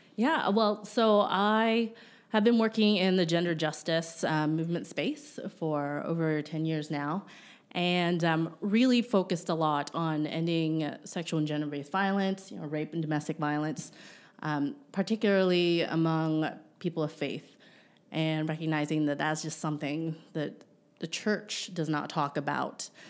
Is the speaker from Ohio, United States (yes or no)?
yes; Ohio, United States; moved away; back in one, in my home state